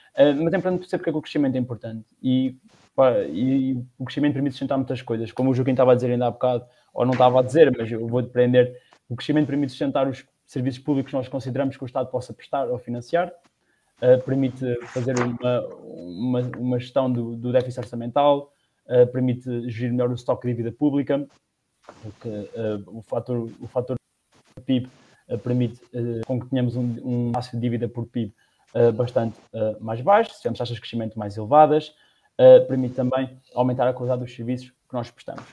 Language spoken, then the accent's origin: Portuguese; Batalha, Leiria District, Portugal; also born or lived in Lisbon; sou da Batalha e neste momento trabalho em Lisboa